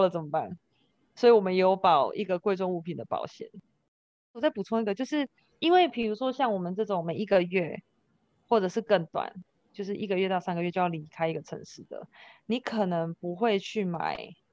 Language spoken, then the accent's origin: Chinese; Kaohsiung, Taiwan; also born or lived in Oregon, United States; 我是高雄人嘛，我在美国有一个家，我在台湾也有一个家